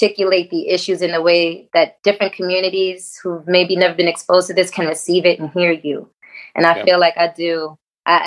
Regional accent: New York City, New York, United States; I'm born and raised in Harlem

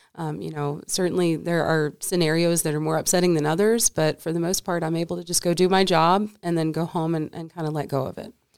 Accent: Paducah, Kentucky, United States; moved away as an adult; also born or lived in East Coast; now in Nevada, United States; I was born and raised in Kentucky in a small town at the western edge of the state called Paducah

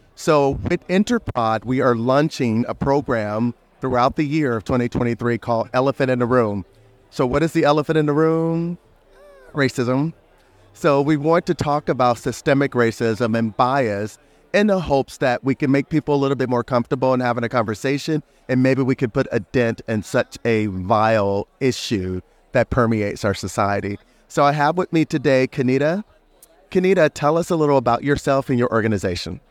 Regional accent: United States; I'm from the United States

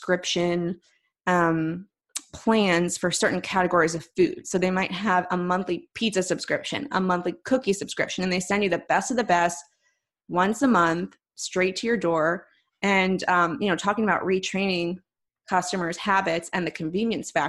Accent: Philadelphia, Pennsylvania, United States; accent: East Coast; moved away; also born or lived in Chicago; I'm from Philadelphia originally

